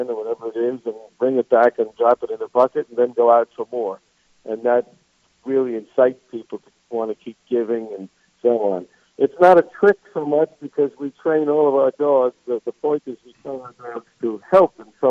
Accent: New York, United States; moved away as an adult; now in South Carolina, United States; I'm a New Yorker. Nobody can tell from my accent, I'm sure, but I am.

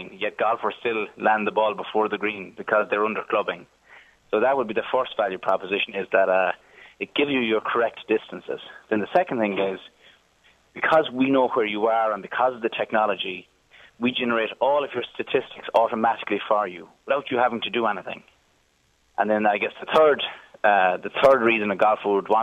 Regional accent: Galway, Connacht, Ireland; moved away as an adult; now in Silicon Valley, United States; I'm from Galway on the west coast

